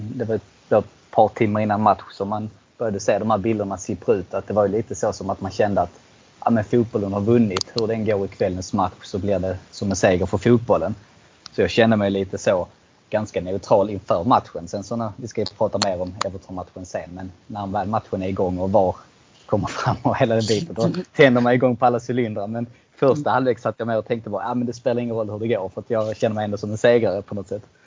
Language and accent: Swedish; Eslöv, Skåne, Sweden; jag är ju själv från Eslöv